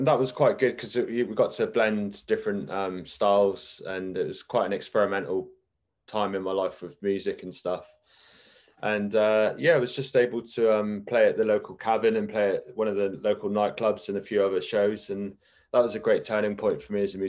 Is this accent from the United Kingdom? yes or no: yes; Exeter, South West England, United Kingdom; moved away as an adult; also born or lived in Melbourne, Australia; my hometown in Exeter, where I was from